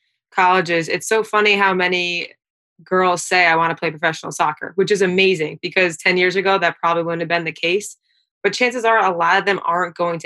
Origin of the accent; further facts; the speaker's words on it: Long Island, New York, United States; we're all from Long Island.